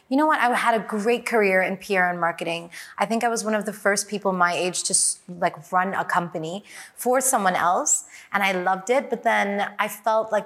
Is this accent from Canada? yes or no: no; Hong Kong; I'm from Hong Kong